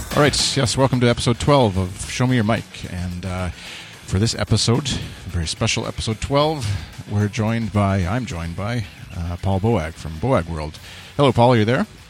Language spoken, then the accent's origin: English; Canada; accent: Canadian; my bland Canadian accent